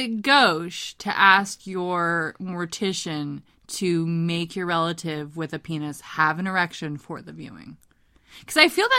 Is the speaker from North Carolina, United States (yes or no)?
no; Longview, Washington, United States; This first happened when I was a kid, and I used to live in Longview, Washington, and Longview, Washington has a mill, like a paper mill